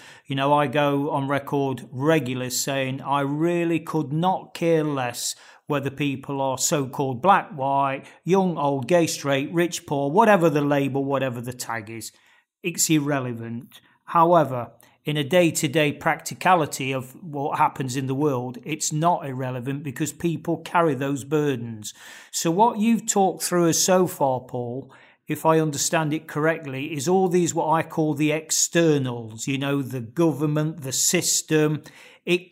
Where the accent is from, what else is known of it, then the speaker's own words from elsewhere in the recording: Nottingham, East Midlands, United Kingdom; my hometown of Nottingham in England